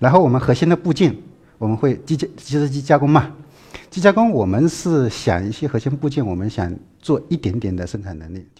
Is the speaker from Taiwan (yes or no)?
no; Dongyang, Zhejiang, China; moved away; 我老家是东阳的。